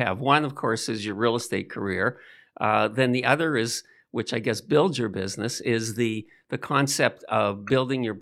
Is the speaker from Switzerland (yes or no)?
no; Toronto, Ontario, Canada; we're both from Toronto